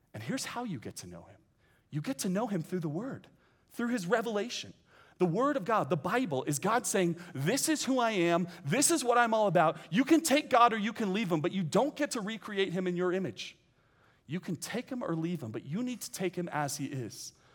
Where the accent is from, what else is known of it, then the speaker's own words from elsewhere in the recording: San Francisco Bay Area, California, United States; now in Westlake Village, United States; I grew up in the San Francisco Bay Area